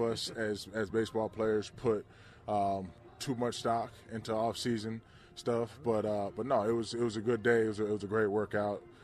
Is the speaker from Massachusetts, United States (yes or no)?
no; Georgia, United States; growing up in Georgia